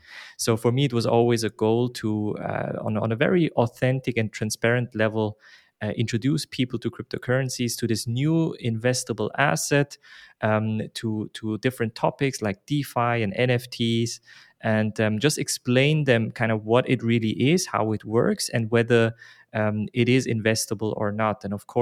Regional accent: Basel, Basel-Stadt, Switzerland; now in Zurich, Switzerland; I'm from Basel originally, but I live in Zurich

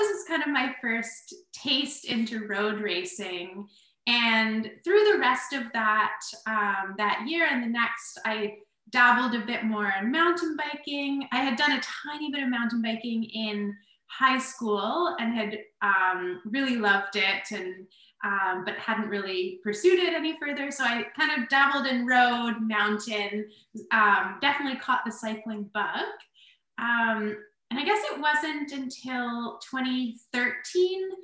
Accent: Kingston, Ontario, Canada; Kingston, my hometown

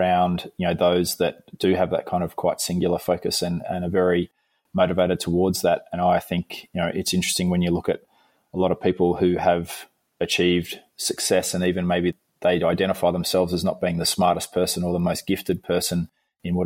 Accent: Melbourne, Victoria, Australia; I grew up near Essendon Airport in Melbourne

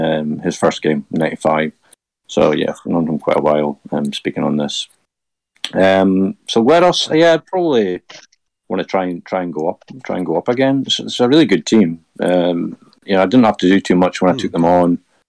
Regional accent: Aberdeen, Scotland, United Kingdom; I am from Aberdeen, so you're still wanted here.

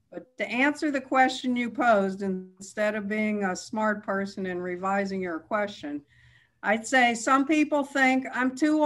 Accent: New York City, New York, United States; now in Irvine, United States; I grew up in Manhattan

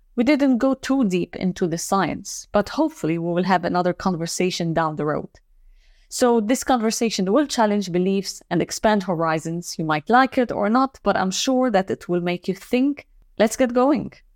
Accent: Lebanon; moved away; maybe I'm from Lebanon as well.

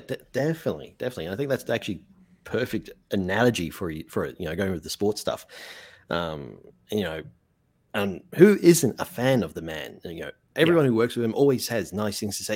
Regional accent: Australia; also born or lived in Mexico; I'm just an Australian who um you know I'm an Australian author

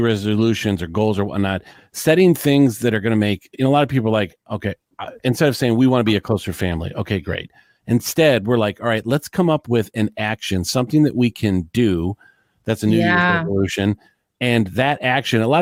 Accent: Detroit, Michigan, United States; I'm from Detroit, Michigan

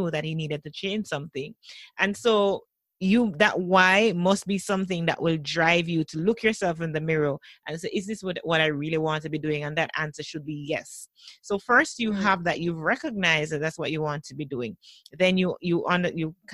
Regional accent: Jamaica; one of our popular stations in Jamaica

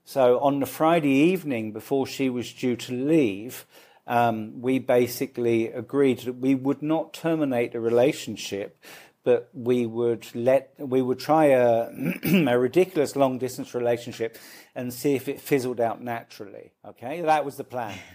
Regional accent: London, United Kingdom; moved away as an adult; also born or lived in Dublin, Ireland; now in Mumbai, India; I grew up in London.

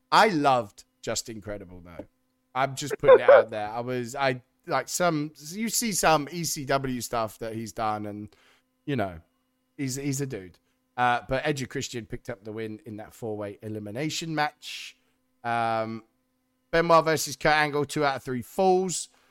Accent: United Kingdom; we're British

